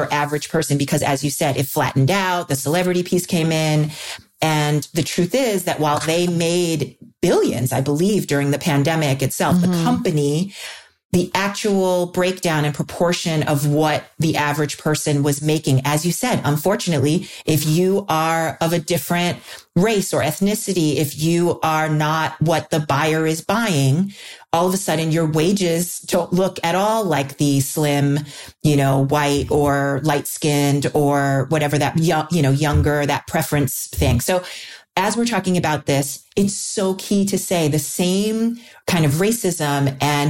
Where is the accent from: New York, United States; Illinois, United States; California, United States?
New York, United States; I grew up in New York